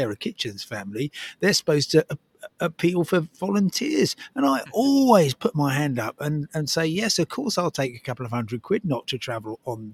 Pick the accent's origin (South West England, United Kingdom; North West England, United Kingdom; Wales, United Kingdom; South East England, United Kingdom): South East England, United Kingdom; Crawley; I'd been born in Crawley.